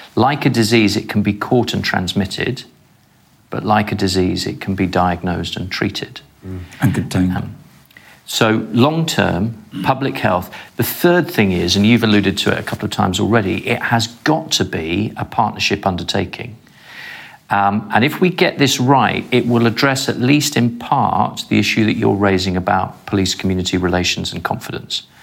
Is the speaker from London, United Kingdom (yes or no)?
yes; London, United Kingdom; I approach it as a Londoner and as a dad